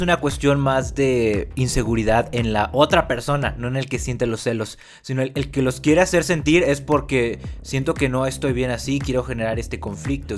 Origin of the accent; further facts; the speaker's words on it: Mexico; los dos somos mexicanos y venimos más o menos del mismo lugar